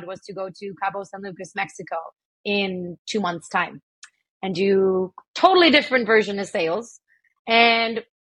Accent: Ottawa, Ontario, Canada; I grew up in Ottawa

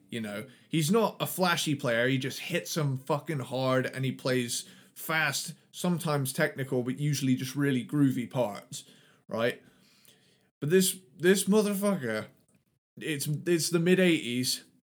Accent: United Kingdom; I'm from Britain

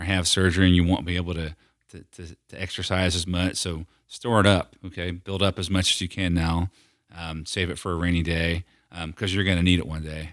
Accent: near Philadelphia, Pennsylvania, United States; now in Knoxville, United States; the nicer Italian restaurants that we had growing up near Philadelphia

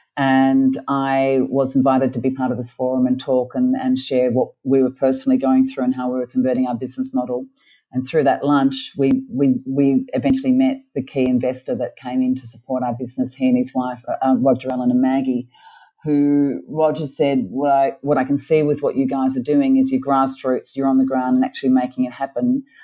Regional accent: Australia; moved away as an adult; also born or lived in Melbourne, Australia / Sydney, Australia; now in Cairns, Australia; I had a pretty privileged life growing up in Melbourne and Sydney

